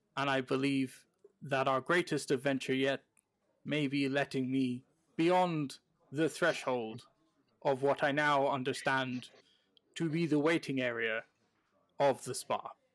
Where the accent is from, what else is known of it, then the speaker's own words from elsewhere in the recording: United Kingdom; now in American Midwest, United States; I'm a British person living in the American